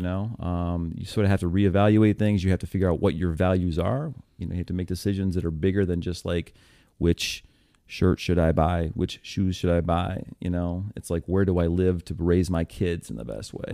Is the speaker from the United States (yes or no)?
yes; upstate New York, United States; moved away as an adult; also born or lived in Buffalo / Syracuse / Hoboken / Lancaster; I'm from New York State